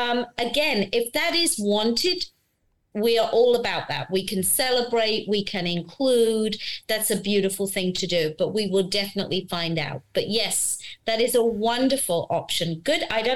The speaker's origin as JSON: {"language": "English", "country": "United Kingdom", "moved": "yes", "lives_now": "United States", "said": "me being British, but in America"}